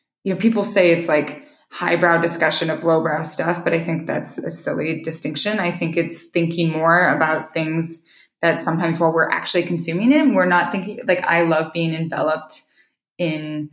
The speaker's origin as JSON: {"language": "English", "region": "Idaho", "country": "United States", "tie": "born or raised there", "moved": "yes", "lives_now": "Montana, United States", "said": "I live in Montana, which I grew up in Idaho"}